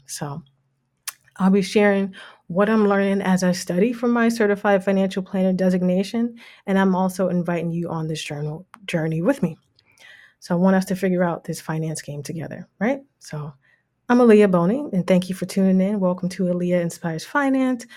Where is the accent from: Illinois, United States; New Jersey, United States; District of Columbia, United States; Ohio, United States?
New Jersey, United States; Jersey City; moved away as an adult; now in Toronto, Canada; I'm actually from the States, grew up in Jersey City, New Jersey